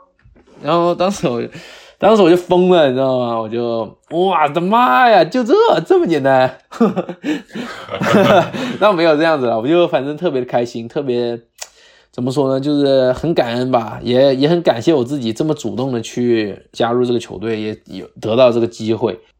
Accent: Guangdong, China; accent: Guangdong accent; also born or lived in Jamestown, United States / Arizona, United States; now in United States; 因为我们在广东长大的嘛

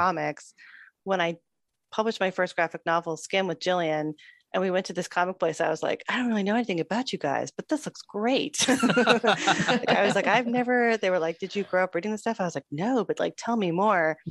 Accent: Toronto, Ontario, Canada; growing up in Toronto

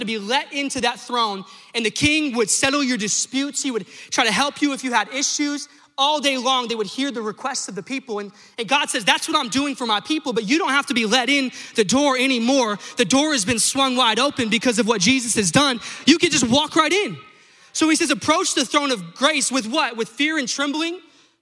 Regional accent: New Mexico, United States; I'm from New Mexico

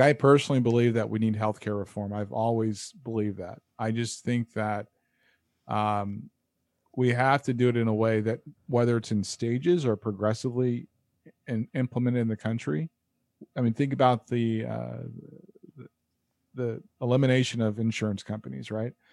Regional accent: United States; as an American

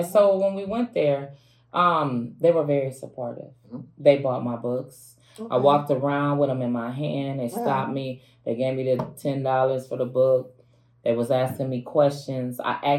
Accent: Minnesota, United States; I'm from Minnesota.

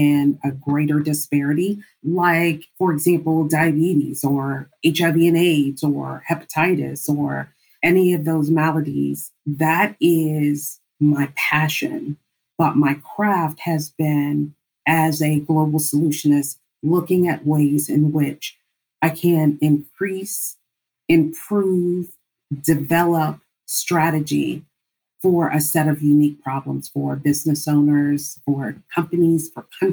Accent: Panama; now in Washington, D.C., United States; Originally, I am from Panama, the country of Panama. I was born in the Canal Zone

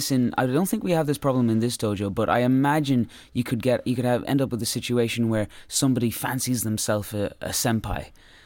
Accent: Ireland; I think with being Irish as well, there's sort of like. We have a sense of not sticking your neck out.

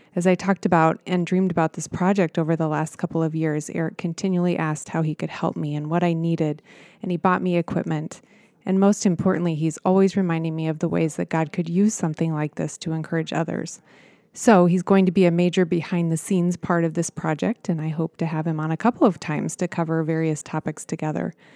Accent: Nebraska, United States; I was a small town girl from Nebraska

